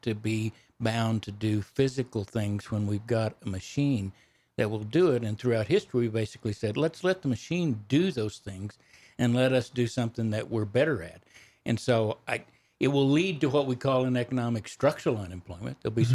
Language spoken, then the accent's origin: English; Texas Panhandle, United States; I grew up on a ranch in the Panhandle of Texas. That's where my accent comes from